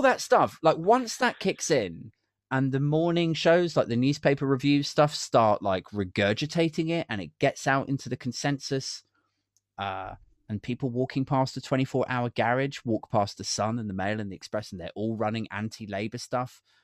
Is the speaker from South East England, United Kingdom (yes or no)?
yes; Maidenhead, South East England, United Kingdom; Maidenhead, which is my hometown